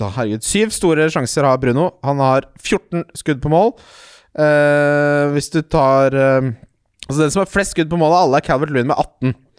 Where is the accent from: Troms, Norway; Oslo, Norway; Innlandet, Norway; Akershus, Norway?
Akershus, Norway; Ski; Jeg er fra Ski